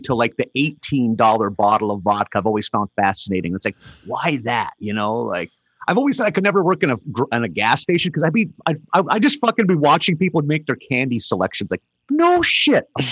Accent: Bottineau, North Dakota, United States; moved away; my hometown is Botno

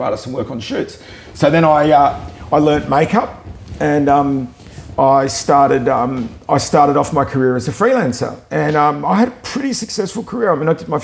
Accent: Melbourne, Victoria, Australia; I grew up in Melbourne

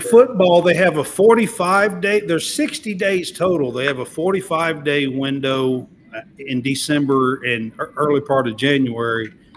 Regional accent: Kentucky, United States; I'm from Kentucky

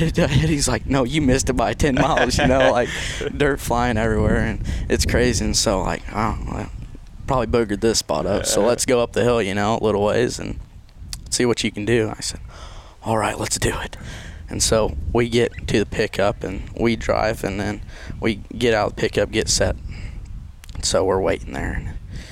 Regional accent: Unionville, Missouri, United States; I'm from Unionville, Missouri

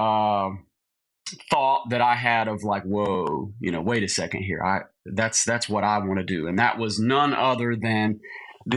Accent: Lincolnton, North Carolina, United States; moved away as an adult; also born or lived in Camp Lejeune, North Carolina / Nashville, Tennessee; So Lincolnton is my hometown, though, technically, and that's where I grew up.

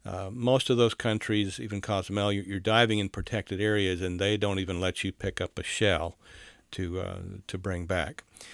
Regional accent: South Carolina, United States; I was raised in South Carolina, and I know the Cooper River.

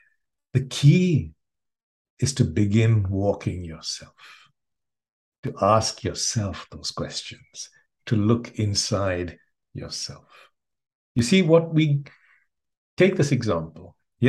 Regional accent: India; moved away; So when I first got, when I came from India, I came with 2 bits of conditioning.

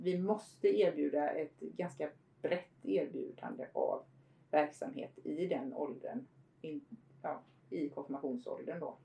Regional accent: Förlanda parish, Halland County, Sweden; also born or lived in Harplinge / Steninge; jag är ju född och uppvuxen då Eh, i Förlanda församling mm. eller som numera Fjärås Förlanda

